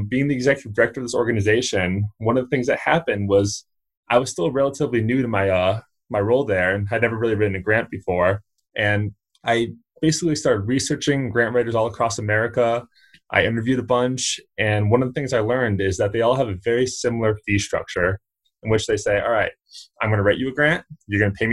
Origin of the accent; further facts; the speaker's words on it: Connecticut, United States; now in Fort Collins, United States; So I'm actually originally from the East Coast. I come from Connecticut